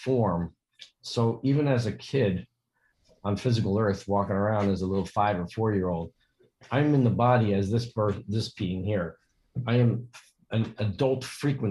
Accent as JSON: {"language": "English", "town": "Yonkers", "region": "New York", "country": "United States", "tie": "born or raised there", "said": "I was born in Yonkers"}